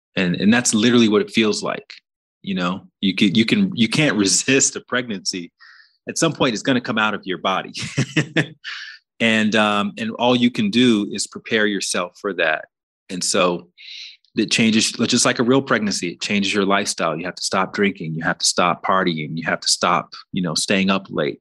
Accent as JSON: {"language": "English", "region": "Alabama", "country": "United States", "tie": "born or raised there", "said": "where I grew up in Alabama"}